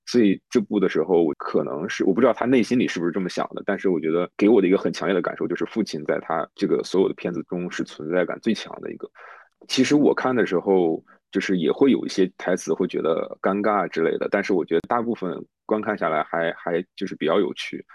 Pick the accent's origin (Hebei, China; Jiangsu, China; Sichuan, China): Hebei, China; moved away; also born or lived in Beijing; 我是河北人，然后我，我在北京上四年大学